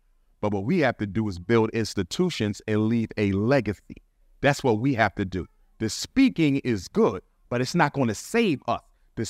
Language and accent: English; Philadelphia, Pennsylvania, United States; there was an oratorical contest in North Philly. I'm from Bill Cosby's neighborhood.